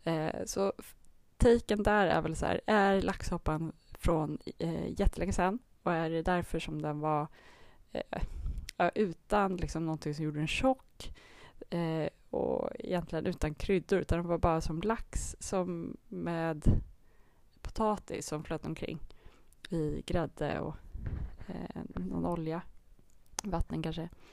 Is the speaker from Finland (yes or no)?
yes; Finland; moved away; min barndom i Finland